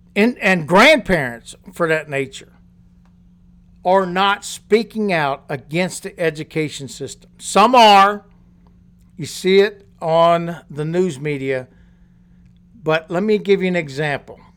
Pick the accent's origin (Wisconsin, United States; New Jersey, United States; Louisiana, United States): Louisiana, United States; when I was going to school and growing up in Louisiana